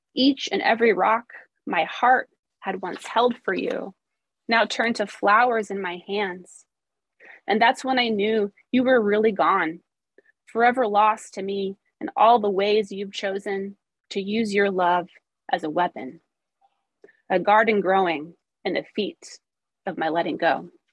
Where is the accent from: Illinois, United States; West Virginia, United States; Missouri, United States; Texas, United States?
Missouri, United States; now in Portland, United States; I grew up in Missouri